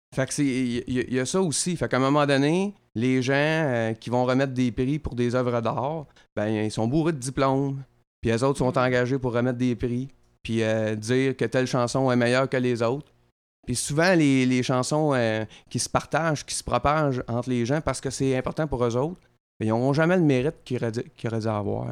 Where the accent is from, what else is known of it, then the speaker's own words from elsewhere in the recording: Drummondville, Quebec, Canada; je viens de Drummondville. Chez nous, là, c'est populaire en tabaslac, la musique